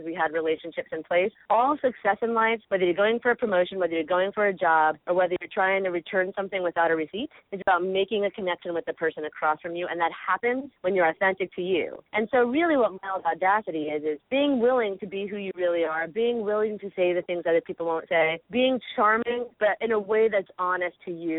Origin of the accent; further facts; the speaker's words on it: New York, United States; now in California, United States; I'm originally from New York, but now I live in California